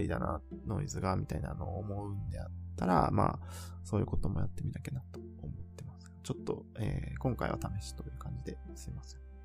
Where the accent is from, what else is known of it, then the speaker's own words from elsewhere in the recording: Japan; moved away as an adult; also born or lived in Germany; 日本で日本人としてこう活動する